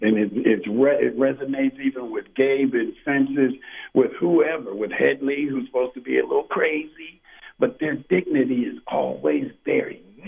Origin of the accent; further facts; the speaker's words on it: Pittsburgh, Pennsylvania, United States; also born or lived in Homestead, Pennsylvania; I was born in Homestead, at Homestead Hospital, and was raised in St. Clair Village. I went to Catholic schools most of my school years, and went to Carrick High School. But I grew up in St. Clair Village